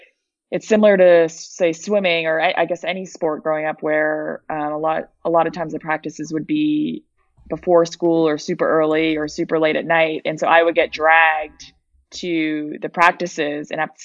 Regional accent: East Coast, United States; I'm from the East Coast.

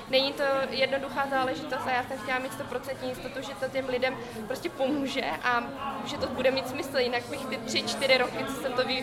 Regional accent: Vietnam; Czech is a second language; now in Czech Republic; pocházím z Větnamu a já zase jsem vycházela z toho, že v tom Větnamu já se tam domluvím svým jazykem, znám to prostředí

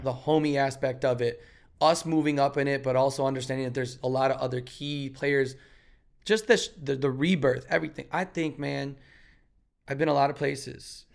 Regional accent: Chicago, Illinois, United States; we're both from Chicago

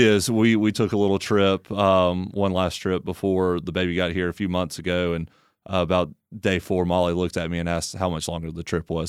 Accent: Tuscaloosa, Alabama, United States; moved away; I grew up in Tuscaloosa, Alabama

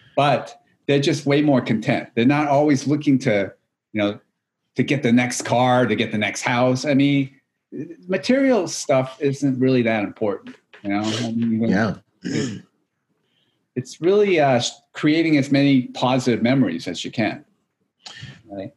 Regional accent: New Hampshire, United States; moved away as an adult; also born or lived in California; I grew up actually in New England, in New Hampshire

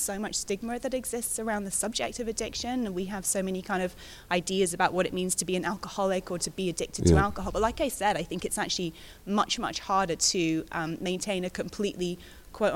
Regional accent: London, United Kingdom; I'm a Londoner

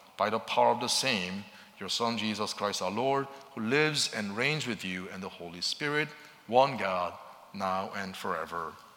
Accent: Seoul, South Korea; moved away; growing up in Seoul, Korea

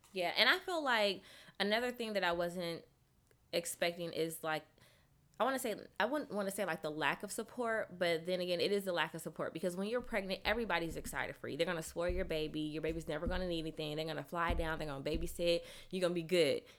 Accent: Sacramento, California, United States; moved away as an adult; now in Atlanta, United States; I'm from Sacramento, California. Um, I attended Clark Atlanta University. Um, I've been in Atlanta for about 17 years.

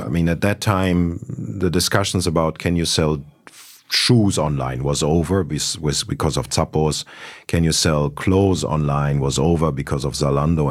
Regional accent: Berlin, Germany; also born or lived in Munich; I was born in Munich, uh, grew up in Berlin

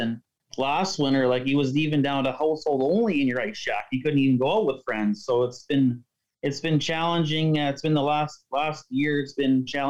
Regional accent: Winnipeg, Manitoba, Canada; I'm from Winnipeg, and we've done lots of fishing out in eastern Manitoba, like on the Winnipeg River system, and that's kind of like where I grew up

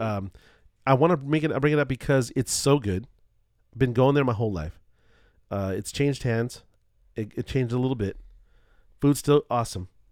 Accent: Culver City, California, United States; growing up in Culver City

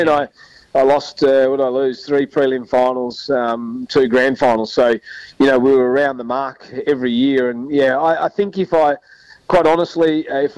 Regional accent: South Australia, Australia; we're both Mallee boys as well. We're from the Murray Mallee

